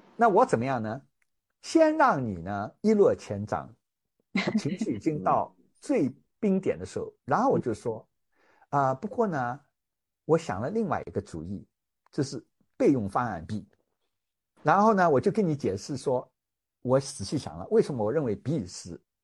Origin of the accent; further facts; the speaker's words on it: China; also born or lived in United States; now in Hong Kong; 我们中国人最重要的长假春节马上就要到啦